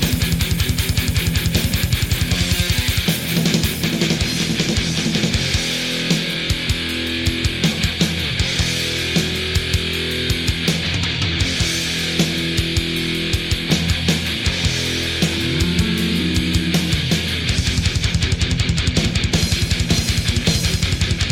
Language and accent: English; Brazil; now in Arizona, United States; I'm from Brazil